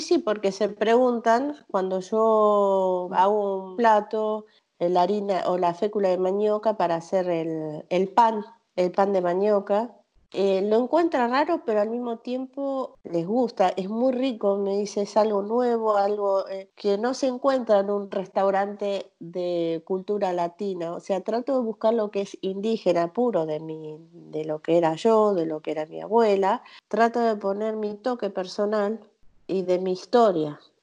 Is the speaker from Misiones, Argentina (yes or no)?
yes; Misiones, Argentina; moved away as an adult; Yo soy originaria de Misiones, de las tres fronteras. Eh, nosotros vivíamos en medio de la selva